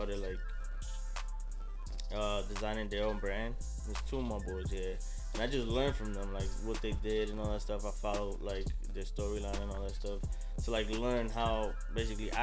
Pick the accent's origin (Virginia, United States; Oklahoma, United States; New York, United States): New York, United States; also born or lived in New Hampshire; I'm from New York. I went to school in New York.